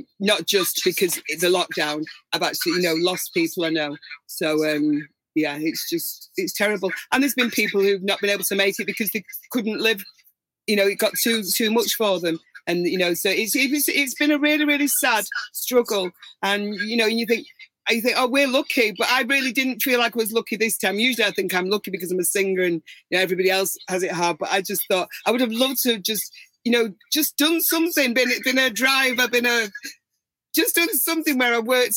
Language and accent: English; Manchester, North West England, United Kingdom; I'm from Manchester